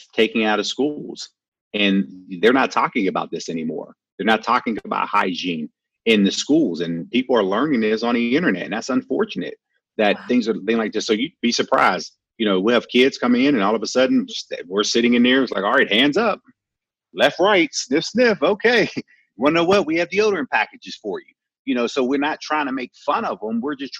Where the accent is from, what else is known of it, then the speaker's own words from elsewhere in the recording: Pittsburgh, Pennsylvania, United States; also born or lived in Detroit; Born and raised in Pittsburgh, went to Eastern Michigan, played my first 4 years in Detroit, and then came back home to Pittsburgh